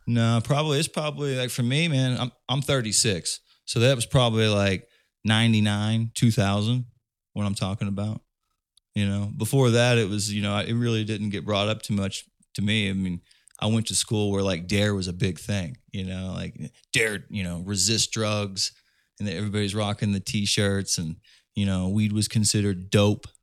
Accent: Indiana, United States; I'm from Indiana

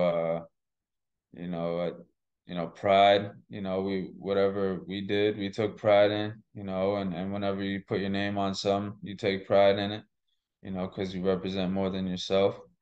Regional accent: Massachusetts, United States; also born or lived in Boston / Shrewsbury; I grew up in Massachusetts

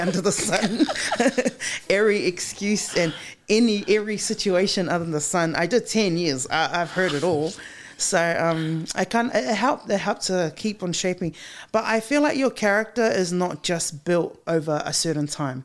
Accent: Auckland, New Zealand; born or raised there

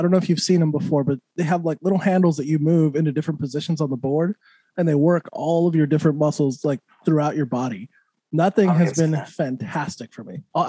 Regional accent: New Mexico, United States; moved away; I'm from New Mexico originally.

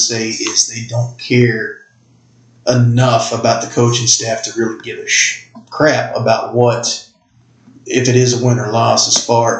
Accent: Martin County, Kentucky, United States; I'm from Martin County, Kentucky.

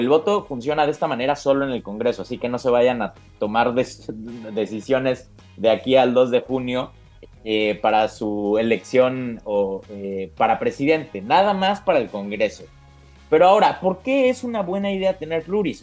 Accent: Mexico; los mexicanos

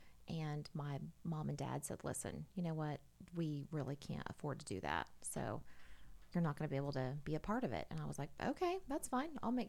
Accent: Shawnee, Oklahoma, United States; I was born in Oklahoma City, but I was actually raised in Shawnee, Oklahoma.

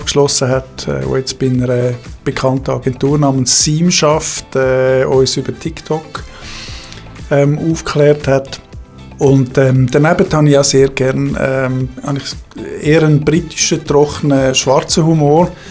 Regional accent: Zurich, Switzerland; born there; Ich bin 59 gebürtiger Zürcher mit Ostschweizer Wurzeln im St. Galler Rital und am Bodensee.

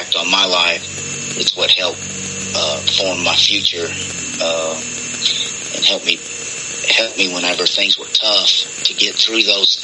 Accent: French Camp, California, United States; I was born in French Camp, California.

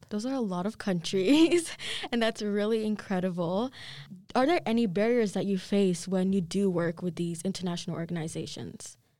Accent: Kenya; moved away; I'm Kenyan

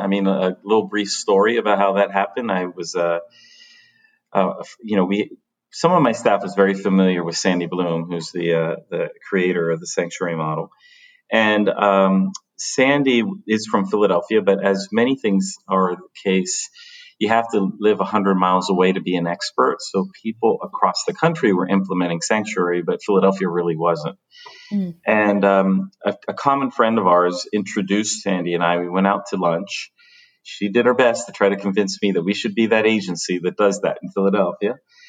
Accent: Dominican Republic; also born or lived in Paterson; I was born in Paterson, New Jersey. Mm-hmm. But I think that the reason that part of the story is so important is because when I was a child, we moved back to the Dominican Republic.

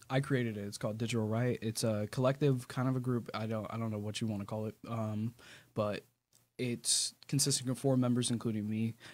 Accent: Chesapeake, Virginia, United States; born there; also born or lived in Mississippi / California; So um, I was born in Virginia, Chesapeake. Uh, I didn't do any, or if I did, I don't remember, but I did possibly like a little bit of elementary here. Um, and then I went to Mississippi for a little bit.

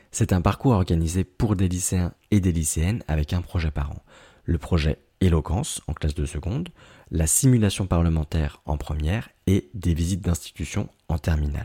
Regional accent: Aubervilliers, Île-de-France, France; J'ai grandi à Aubervilliers, qui est une commune du 93

